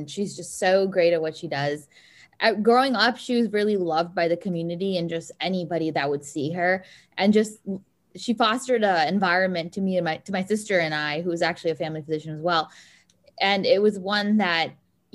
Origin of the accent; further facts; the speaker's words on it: Miami, Florida, United States; moved away as an adult; now in Detroit, United States; since I am from Miami